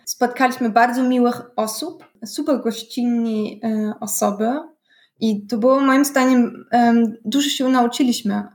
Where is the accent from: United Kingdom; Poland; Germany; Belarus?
Germany; Berlin; ja pochodzę z Berlina